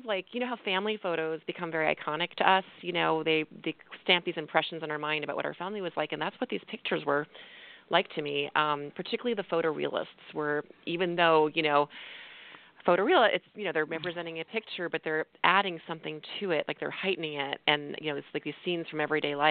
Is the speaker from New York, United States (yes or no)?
yes; New York City, New York, United States; moved away as an adult; also born or lived in California; now in Tucson, United States; I grew up in Tucson and then moved to grew up in New York City, moved to California, and then a few years ago, my husband and I moved to Tucson, Arizona